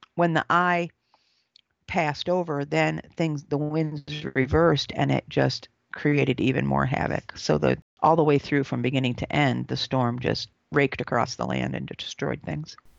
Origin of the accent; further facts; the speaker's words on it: Owego, New York, United States; We grew up in Owego, so that was right on a granite bed